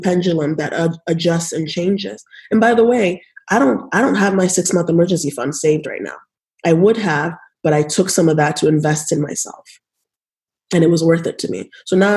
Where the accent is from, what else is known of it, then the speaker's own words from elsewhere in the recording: Nigeria; now in United States; I was born in Nigeria